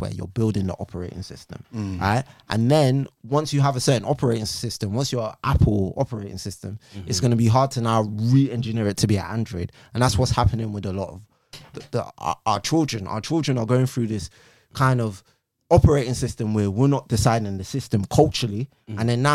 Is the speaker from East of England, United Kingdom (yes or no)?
no; London, United Kingdom; I grew up in Northwest London, Stonebridge.